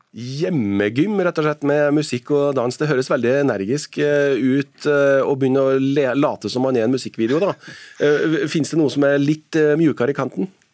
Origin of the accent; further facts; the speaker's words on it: Trøndelag, Norway; som trønder